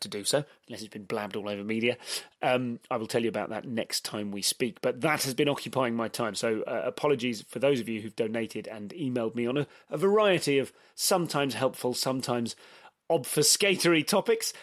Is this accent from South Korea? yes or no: no; England, United Kingdom; I'm so English